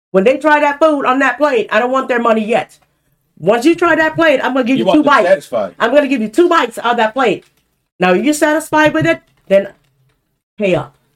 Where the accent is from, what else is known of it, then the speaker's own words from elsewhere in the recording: California, United States; I'm from Cali. I'm a Cali girl.